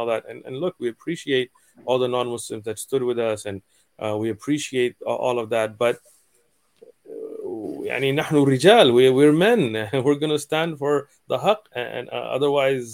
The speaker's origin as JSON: {"language": "English", "town": "San Diego", "region": "California", "country": "United States", "tie": "born or raised there", "said": "I'm here in San Diego. I'm raised in San Diego. I'm from San Diego"}